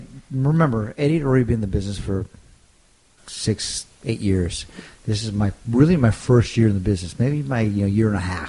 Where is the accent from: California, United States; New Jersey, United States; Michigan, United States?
California, United States; he grew up in El Paso and I grew up in California.